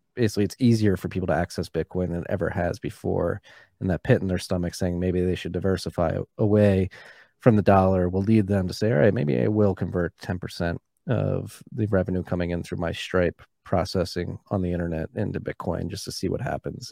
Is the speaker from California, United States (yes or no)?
no; Philadelphia, Pennsylvania, United States; I grew up in Philadelphia